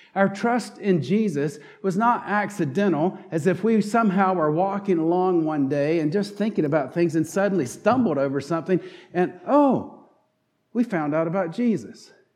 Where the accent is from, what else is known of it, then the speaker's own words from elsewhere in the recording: North Carolina, United States; accent: southern twang; moved away; also born or lived in Pittsburgh region; if you listen closely, will detect a southern twang in my voice, and you can know that I'm from North Carolina